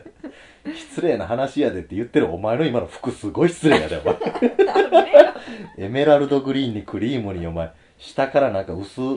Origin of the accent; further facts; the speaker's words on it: Osaka, Japan; 子供の頃ね、あの、うちの大阪は